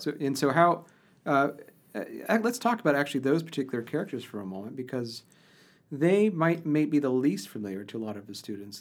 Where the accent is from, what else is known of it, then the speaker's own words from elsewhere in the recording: Ohio, United States; I grew up in Ohio